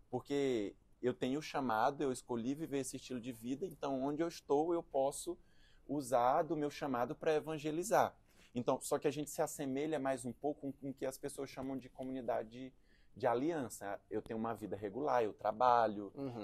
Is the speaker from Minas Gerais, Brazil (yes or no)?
no; Presidente Dutra, Maranhão, Brazil; also born or lived in Teresina / João Pessoa / Recife / Canada; now in São Paulo, Brazil; sou natural do, do interior do Maranhão, uma cidade de cinquenta mil habitantes chamada Presidente Dutra.